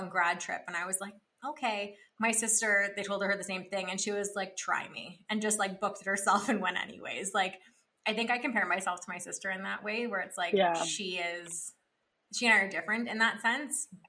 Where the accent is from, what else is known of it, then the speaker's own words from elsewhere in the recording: Ottawa, Ontario, Canada; I grew up in Ottawa, and so it's in Ontario.